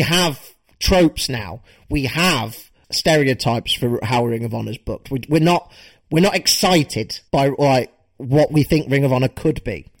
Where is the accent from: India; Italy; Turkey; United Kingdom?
United Kingdom; as a British wrestling fan